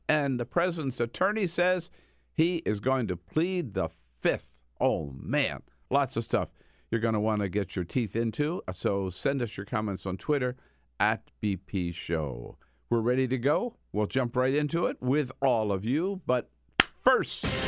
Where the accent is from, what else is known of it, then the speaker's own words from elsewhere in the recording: Delaware, United States; now in California, United States; grew up in Delaware, went to high school in Delaware